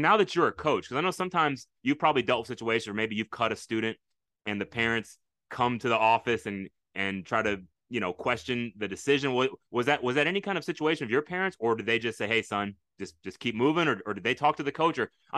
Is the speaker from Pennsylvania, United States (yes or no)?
no; Michigan, United States; now in Texas, United States; We're from Michigan, and so this is one of my Midwestern brothers.